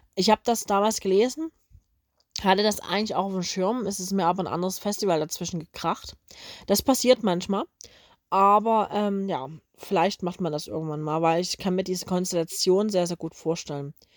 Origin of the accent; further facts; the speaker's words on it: Coswig, Germany; bei uns in Coswig